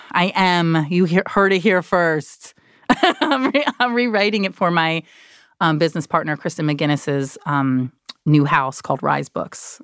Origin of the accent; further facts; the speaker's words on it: New Jersey, United States; I'm from Jersey